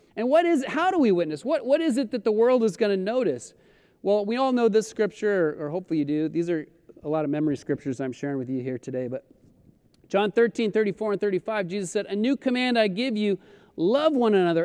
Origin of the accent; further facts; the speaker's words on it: Colorado, United States; moved away as an adult; also born or lived in Florida; now in Los Angeles, United States; I grew up in Colorado. I, I was born in Florida, but grew up in Colorado since I was seven